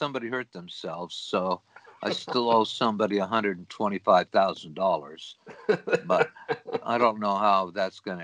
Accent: Los Angeles, California, United States; I was born and raised in San Pedro, which is the harbor town of Los Angeles, port of Los Angeles.

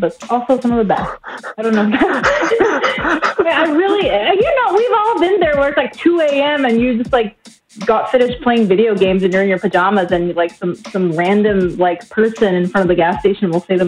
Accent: Northern Mariana Islands; moved away; I grew up on a small island in Micronesia called Saipan

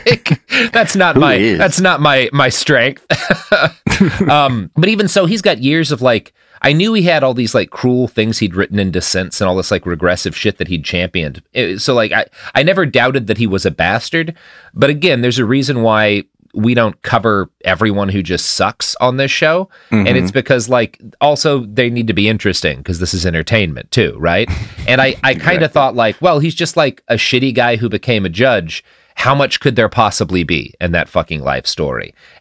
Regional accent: United States

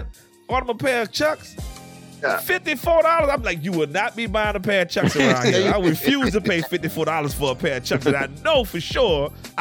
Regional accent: New Orleans, Louisiana, United States; moved away; I'm originally from New Orleans

